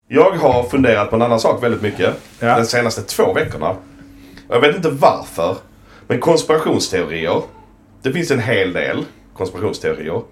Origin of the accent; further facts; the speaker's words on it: Sweden; vi svenskar